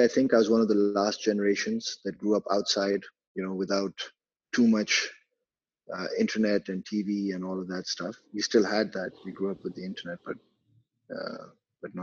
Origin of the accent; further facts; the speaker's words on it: Karachi, Sindh, Pakistan; also born or lived in United Kingdom; I was born and raised in Karachi, Pakistan. I've lived here my whole life.